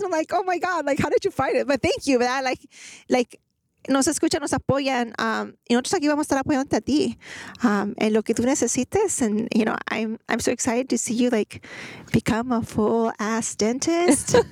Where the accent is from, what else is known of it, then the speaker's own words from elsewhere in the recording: Greenspoint, Texas, United States; I grew up in Guns Point